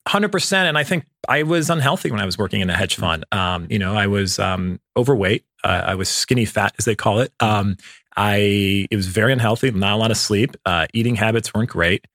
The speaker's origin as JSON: {"language": "English", "town": "Cleveland", "region": "Ohio", "country": "United States", "tie": "born or raised there", "said": "I grew up in the Midwest. Um, I, uh, in Cleveland, Ohio, in a suburb outside"}